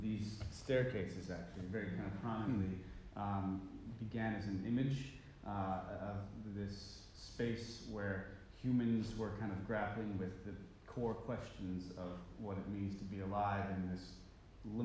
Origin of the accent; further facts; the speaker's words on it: New York, United States; I'm the writer, and from New York